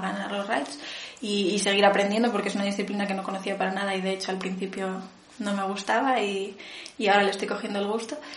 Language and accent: Spanish; Vigo, Galicia, Spain; now in Santiago de Compostela, Spain; nací en Vigo, pero ahora vivo en Santiago